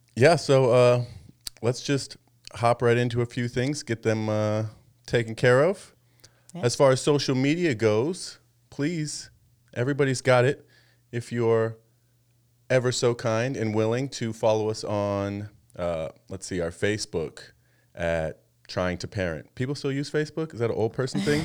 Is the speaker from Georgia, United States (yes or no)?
no; Arizona, United States; moved away as an adult; now in Washington, United States; we used to live in Arizona for the majority of our lives